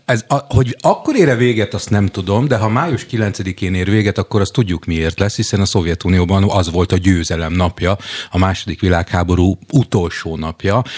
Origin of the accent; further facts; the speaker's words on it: Jászberény, Jász-Nagykun-Szolnok, Hungary; látszik, hogy Jászberényből jöttem